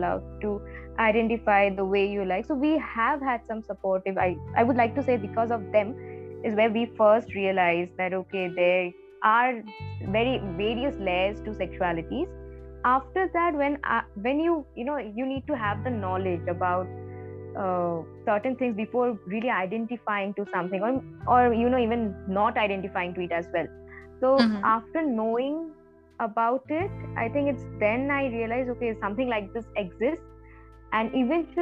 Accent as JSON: {"language": "English", "town": "Siliguri", "region": "West Bengal", "country": "India", "tie": "born or raised there", "also_born_or_lived": "Kolkata", "moved": "as an adult", "said": "So I belong from a very small town, Siliguri, in North Bengal"}